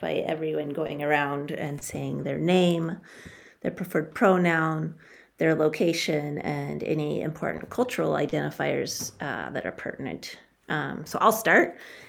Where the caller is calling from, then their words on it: Homer, Alaska, United States; I use both she, her, and they. I am calling in from the Nanilchik village sovereign land that is called Homer, Alaska.